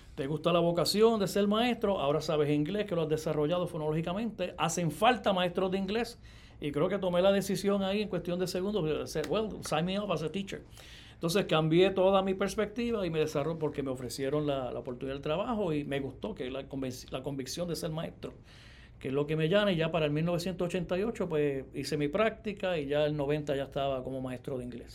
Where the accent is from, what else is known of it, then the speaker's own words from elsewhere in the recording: Yabucoa, Puerto Rico; nací en el pueblo de Yabucoa, allá en el área este, para el 1965